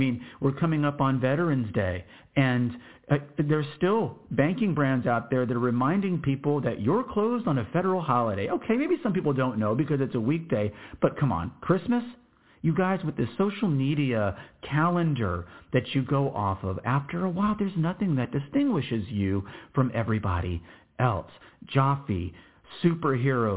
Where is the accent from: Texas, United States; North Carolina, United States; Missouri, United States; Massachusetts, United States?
Texas, United States; Austin; I was born in Austin, Texas